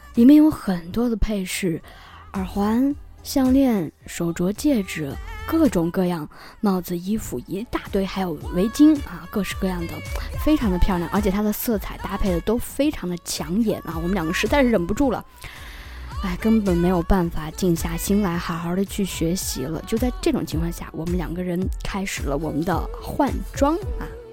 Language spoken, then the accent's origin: Chinese; northern China, China; moved away; 我是一个北方人